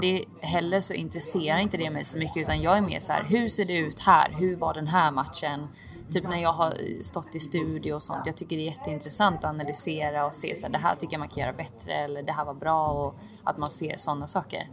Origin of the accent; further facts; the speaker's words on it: Oskarshamn, Kalmar County, Sweden; jag är från Oskarshamn